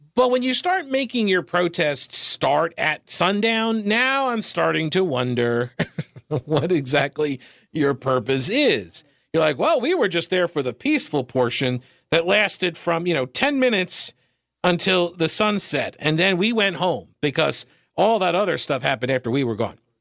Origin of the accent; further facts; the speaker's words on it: Long Island, New York, United States; moved away; I grew up on Long Island